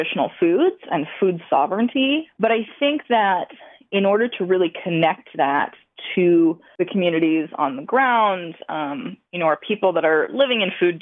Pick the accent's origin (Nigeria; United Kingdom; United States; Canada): United States; Montana; I am Blackfeet from Montana